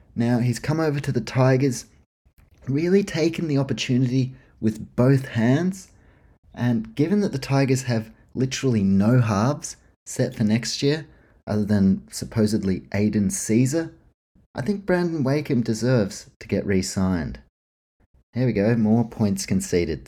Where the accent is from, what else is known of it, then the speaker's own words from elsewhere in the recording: New Zealand; I grew up in New Zealand, always been a Warriors man